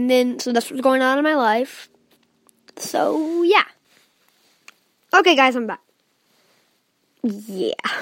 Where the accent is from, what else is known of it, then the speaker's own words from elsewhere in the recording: Indiana, United States; I'm from Indiana